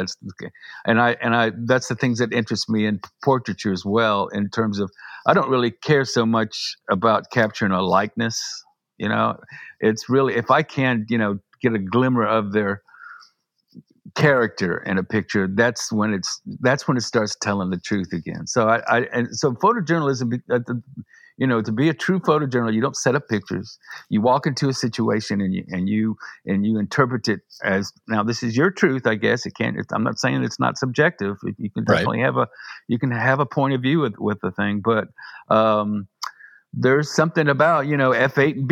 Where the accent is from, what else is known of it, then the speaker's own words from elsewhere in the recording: Augusta, Georgia, United States; I went to my hometown newspaper in Augusta